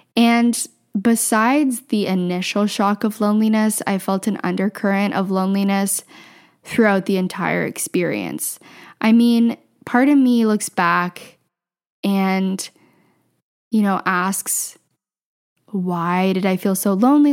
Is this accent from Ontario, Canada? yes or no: yes; Southwestern Ontario, Canada; also born or lived in Ottawa; I grew up in Southwestern Ontario